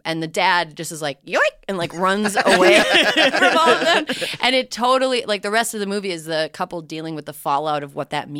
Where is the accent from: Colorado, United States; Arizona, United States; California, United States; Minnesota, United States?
Minnesota, United States; Minneapolis; I'm from the Minneapolis area.